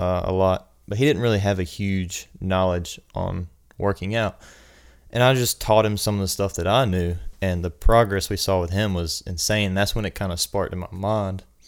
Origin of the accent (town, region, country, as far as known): New Ellenton, South Carolina, United States; born or raised there; also born or lived in Aiken, South Carolina